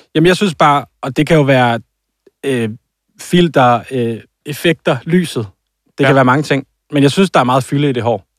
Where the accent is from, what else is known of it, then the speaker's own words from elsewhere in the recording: Jutland, Denmark; jeg er fra Jylland, og jeg siger en dynevest